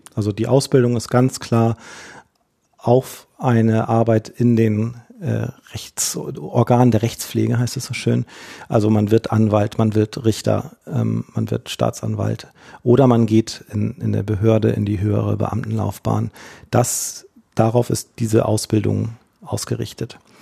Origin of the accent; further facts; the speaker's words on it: Hamburg, Germany; ich tatsächlich gebürtiger Hamburger bin, dann im Hamburger Umland in die Schule gegangen bin